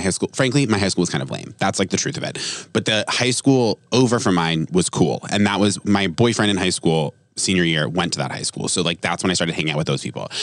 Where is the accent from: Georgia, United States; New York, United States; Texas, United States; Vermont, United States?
Vermont, United States; moved away; I grew up in Vermont